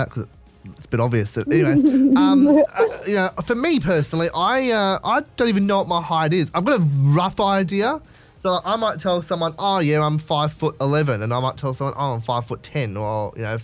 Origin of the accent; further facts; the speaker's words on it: Blacktown, New South Wales, Australia; I was born in Blacktown and I lived there for 10 years.